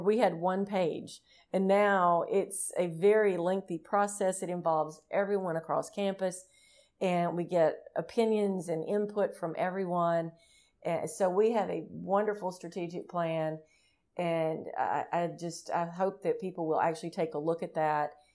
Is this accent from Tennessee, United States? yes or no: yes; Tennessee, United States; the state of Tennessee, which is my home state